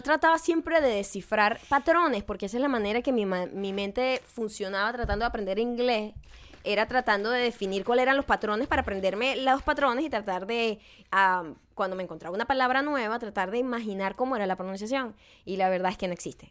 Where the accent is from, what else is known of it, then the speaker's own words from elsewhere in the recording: Venezuela; moved away; en mi pueblo, no necesariamente en Venezuela, mi pueblo